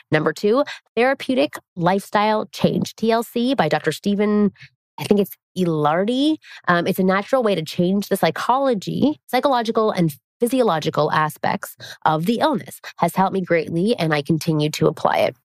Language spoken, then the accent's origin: English; Toronto, Ontario, Canada; I'm from Toronto, which is where I'm from, mm-hmm. um, Ontario, Canada.